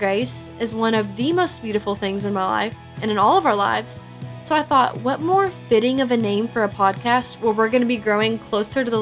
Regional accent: Kentucky, United States; I'm from Kentucky.

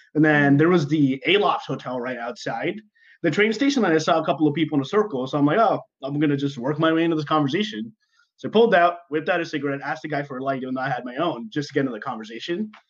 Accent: Dubai, United Arab Emirates; moved away; I was born and raised in Dubai

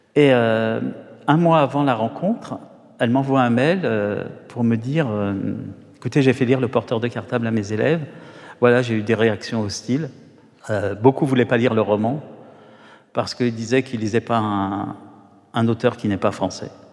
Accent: Paris, Île-de-France, France; je suis né à Paris, au, Hall

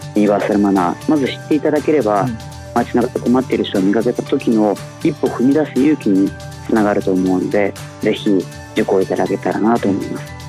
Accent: Nakatsugawa, Gifu, Japan; also born or lived in Anjō, Aichi; 私はもともと愛知県の安城で生まれ岐阜県の中津川で過ごしましたが

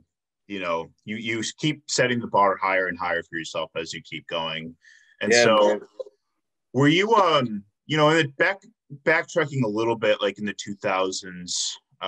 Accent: South Suburbs of Chicago, Illinois, United States; now in Milwaukee, United States; I'm from the South Suburbs of Chicago

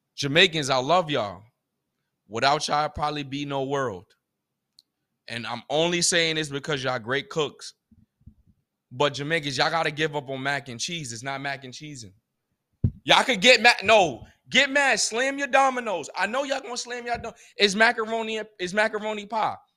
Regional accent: United States; as a American that, a black American, a African American

